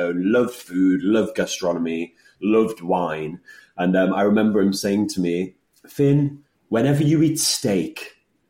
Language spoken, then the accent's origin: English; Newcastle upon Tyne, North East England, United Kingdom; I'm actually originally from Newcastle. My family's Polish